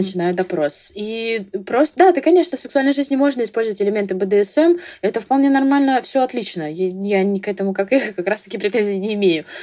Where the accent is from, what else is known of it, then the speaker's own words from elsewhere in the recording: Vladivostok, Primorsky Krai, Russia; я из Владивостока